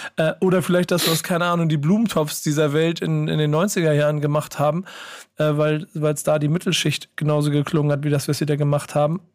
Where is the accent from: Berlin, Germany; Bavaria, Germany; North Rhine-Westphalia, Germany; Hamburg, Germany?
Hamburg, Germany; ich bin Hamburger